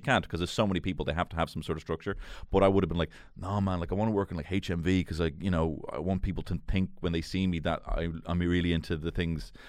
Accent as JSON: {"language": "English", "town": "Dublin", "region": "Leinster", "country": "Ireland", "tie": "born or raised there", "said": "I grew up in Marino."}